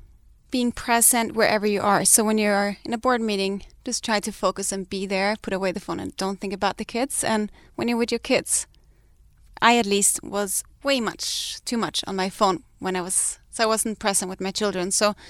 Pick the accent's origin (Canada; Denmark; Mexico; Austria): Denmark; moved away as an adult; we came here from Denmark with nothing. We lived out of my friend's guest house in a valley with a little baby, and we have really built something together.